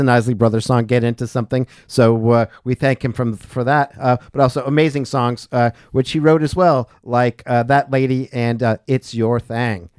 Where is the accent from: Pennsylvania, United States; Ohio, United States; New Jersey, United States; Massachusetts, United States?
Massachusetts, United States; New England, Western; now in Asheville, United States; growing up in New England, as I did as well